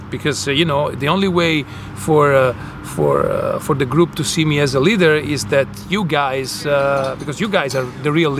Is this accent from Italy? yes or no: yes; Florence, Tuscany, Italy; moved away as an adult; now in Vancouver, Canada; I'm from the most beautiful city in the world, Florence.